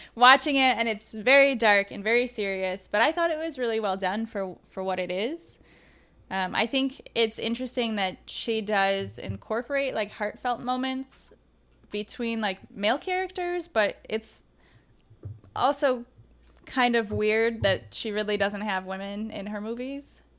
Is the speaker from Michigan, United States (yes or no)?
yes; Detroit, Michigan, United States; I grew up in the Metro Detroit area